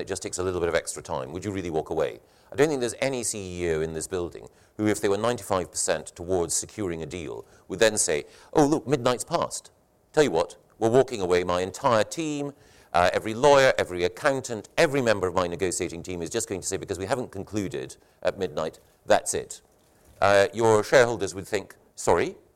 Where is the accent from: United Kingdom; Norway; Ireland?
United Kingdom; Scotland; I grew up in the Scottish education system